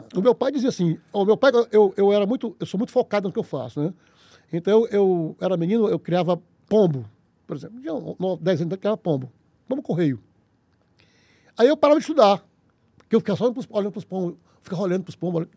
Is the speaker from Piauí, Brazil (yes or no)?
yes; Teresina, Piauí, Brazil; Eu nasci em Teresina aqui